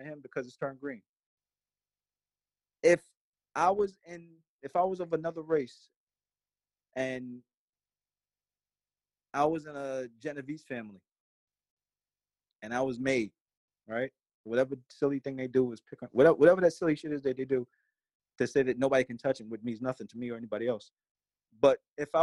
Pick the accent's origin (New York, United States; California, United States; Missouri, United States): New York, United States; New York City; also born or lived in Brooklyn / Long Island; I was born in Brooklyn, grew up in Queens, and then migrated to different parts of Long Island